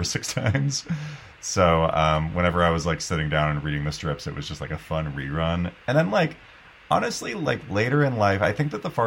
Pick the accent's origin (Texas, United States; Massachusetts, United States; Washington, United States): Washington, United States; Southern; I was born in Southern Washington